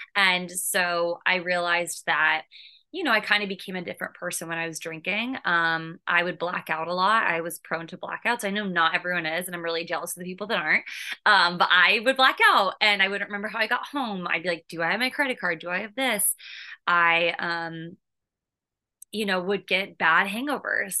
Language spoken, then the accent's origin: English; California, United States; moved away as an adult; also born or lived in Boston; now in New York City, United States; I live in New York City. I'm originally from California.